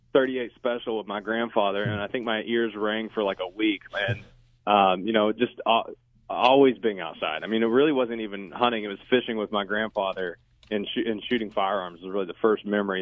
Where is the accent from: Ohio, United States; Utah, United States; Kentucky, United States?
Kentucky, United States; Cumberland Gap, Appalachia; also born or lived in Harlan County, Kentucky; I grew up in Appalachia, actually, so down in the Cumberland Gap. I was born in Harlan County, spent most of my life in the Cumberland Gap growing up, you know, hunting, fishing, off-roading, all of it's just a way of life down there.